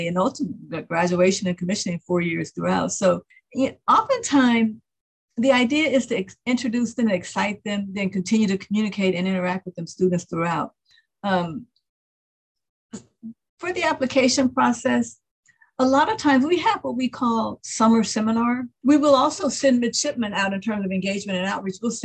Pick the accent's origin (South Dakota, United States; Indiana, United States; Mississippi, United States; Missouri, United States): Mississippi, United States; born or raised there